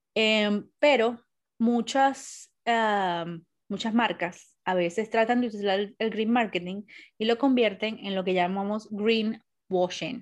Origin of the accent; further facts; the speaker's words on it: Venezuela; now in Wales, United Kingdom; el año que viene cumplo 20 años que me fui de Venezuela